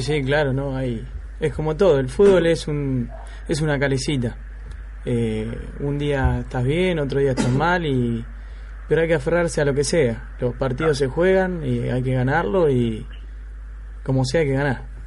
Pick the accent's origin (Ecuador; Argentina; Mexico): Argentina; San Pedro, Buenos Aires Province; yo soy de San Pedro, de acá de provincia, de Buenos Aires